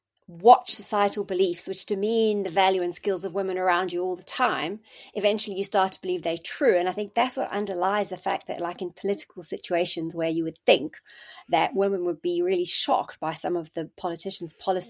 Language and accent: English; South Africa; moved away as an adult; now in United Kingdom; I came to the UK from South Africa, and I did my SHO year in 1998, started becoming a registrar in 99.